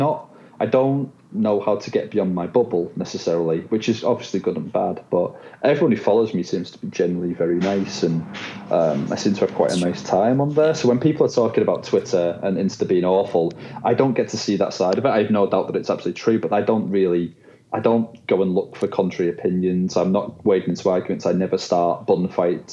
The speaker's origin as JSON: {"language": "English", "country": "United Kingdom", "also_born_or_lived": "Shanghai / Dubai", "accent": "Northern England", "said": "I'm British. This accent is"}